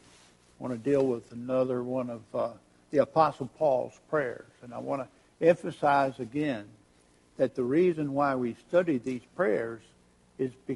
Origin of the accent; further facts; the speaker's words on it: Richmond, Virginia, United States; took me to Emmanuel Baptist Church in Richmond, Virginia, my hometown